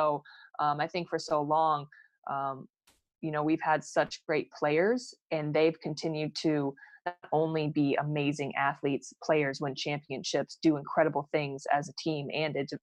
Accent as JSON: {"language": "English", "town": "Phoenix", "region": "Arizona", "country": "United States", "tie": "born or raised there", "said": "growing up in Phoenix"}